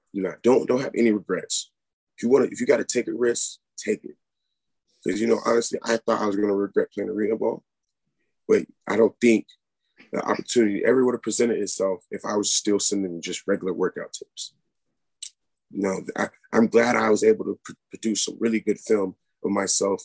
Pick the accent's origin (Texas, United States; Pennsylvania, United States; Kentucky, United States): Kentucky, United States; Murray; I'm from Murray, Kentucky originally, which I am currently here right now